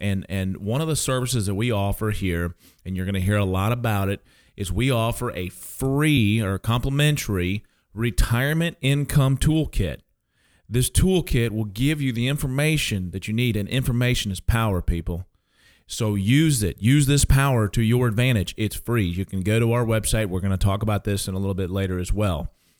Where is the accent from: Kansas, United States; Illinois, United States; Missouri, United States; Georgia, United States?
Kansas, United States; I am originally from Kansas, so don't hold this against me, but I am a Jayhawks fan, okay?